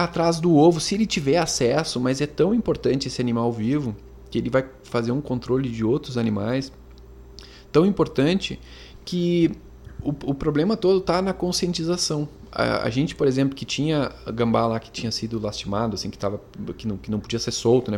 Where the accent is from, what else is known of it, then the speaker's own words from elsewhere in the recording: Montenegro, Rio Grande do Sul, Brazil; A gente é aqui de Montenegro e a gente mora